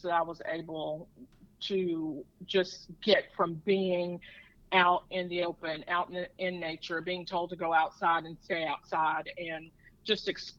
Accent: Edgemore, South Carolina, United States; So my family has 36 acres of land. And I grew up with probably the largest playground ever.

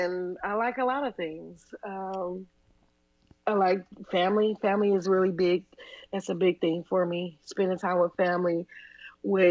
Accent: Midwest, United States; Born and raised in the Midwest, we don't have beaches

